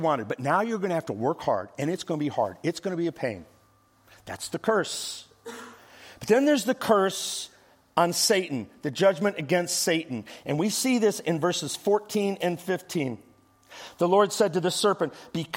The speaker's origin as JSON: {"language": "English", "region": "Midwest", "country": "United States", "tie": "born or raised there", "also_born_or_lived": "Las Vegas", "moved": "yes", "lives_now": "Dallas, United States", "said": "I grew up in the Midwest"}